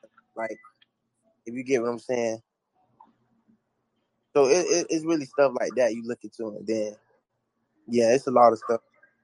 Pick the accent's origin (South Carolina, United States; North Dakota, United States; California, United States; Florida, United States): Florida, United States; Boynton Beach; also born or lived in Orange County; I'm originally from Boynton Beach, Florida. Palm Beach County.